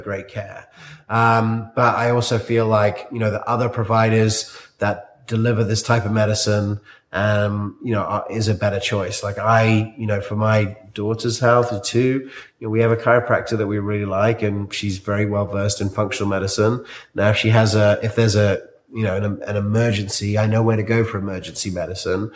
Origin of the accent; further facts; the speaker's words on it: South Africa; moved away; I grew up in South Africa